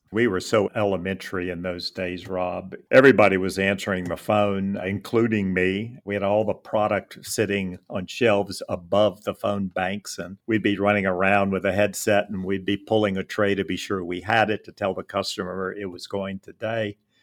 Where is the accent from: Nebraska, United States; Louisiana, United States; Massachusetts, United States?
Louisiana, United States; Lafayette; opened a trade shop locally in Lafayette, my hometown